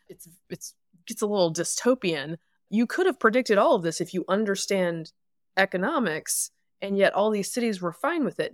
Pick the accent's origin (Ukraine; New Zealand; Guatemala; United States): United States; the South; I'm from the South